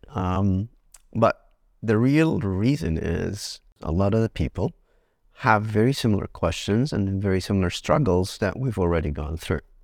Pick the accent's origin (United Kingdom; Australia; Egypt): Egypt; moved away; we come from Egypt